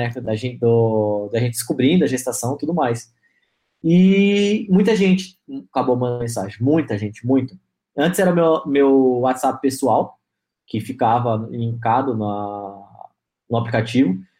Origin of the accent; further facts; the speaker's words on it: Manaus, Amazonas, Brazil; ela é de Pernambuco, eu sou de Manaus